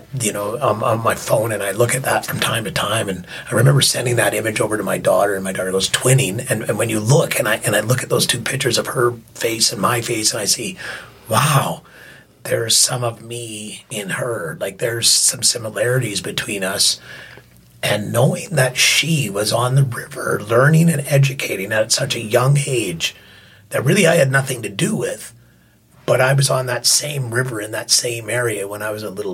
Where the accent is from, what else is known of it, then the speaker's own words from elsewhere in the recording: Yarrow, British Columbia, Canada; Yarrow, where I grew up a lot in Yarrow. I spent a lot of time in Yarrow.